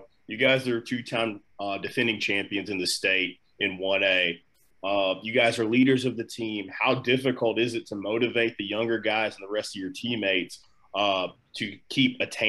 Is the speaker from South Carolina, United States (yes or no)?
yes; Greenville, South Carolina, United States; I'm from Greenville as well.